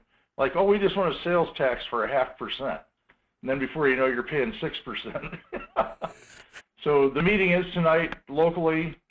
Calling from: Two Rivers, Alaska, United States; This is … out of Two Rivers, Alaska.

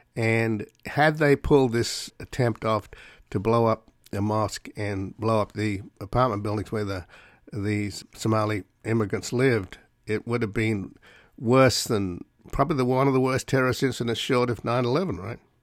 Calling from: Los Angeles, California, United States; I'm calling you from Los Angeles

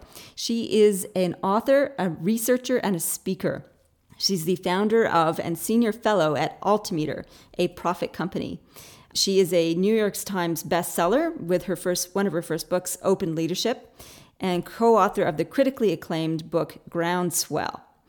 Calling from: Australia; So living on the other side of the pond, I'm dialing in from Australia.

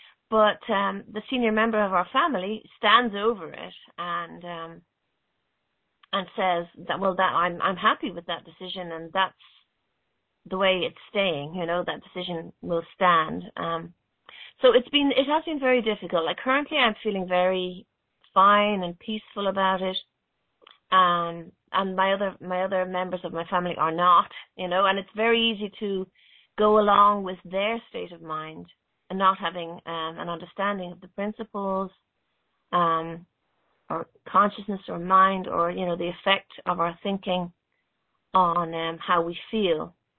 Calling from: Dublin, Leinster, Ireland; I'm calling in from Dublin in Ireland.

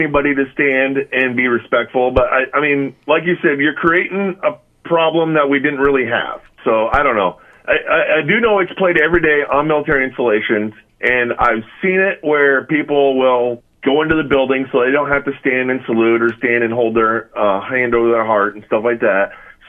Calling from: Ames, Iowa, United States; from Ames.

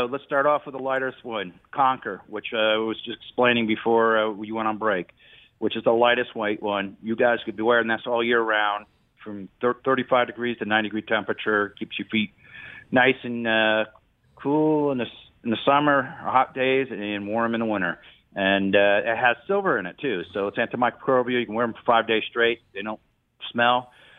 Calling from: Springfield, Kentucky, United States; Springfield, Kentucky.

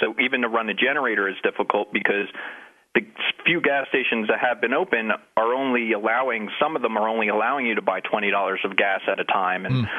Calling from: Keene, New Hampshire, United States; also born or lived in New Jersey; I do live in Keene, New Hampshire, but I moved from New Jersey.

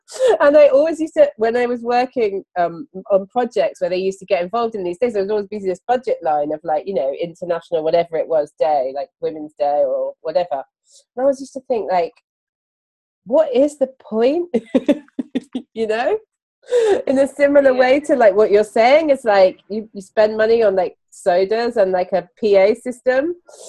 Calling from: London, United Kingdom; And I'm … and I'm podcasting from London.

